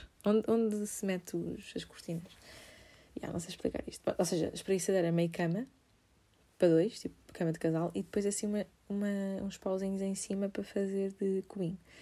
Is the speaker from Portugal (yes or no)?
yes; Amadora, Lisbon, Portugal; sou da Amadora